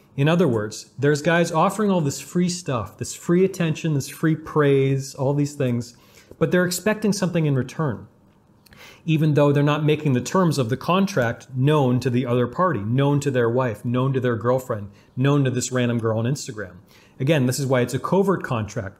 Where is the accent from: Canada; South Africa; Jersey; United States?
Canada; growing up in Canada